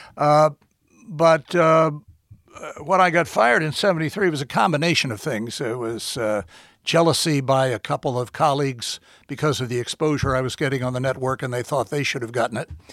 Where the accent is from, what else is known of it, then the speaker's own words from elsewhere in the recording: Washington, District of Columbia, United States; moved away as an adult; also born or lived in Houston / New York; now in Florida, United States; I was born in Washington. I've spent most of my professional life there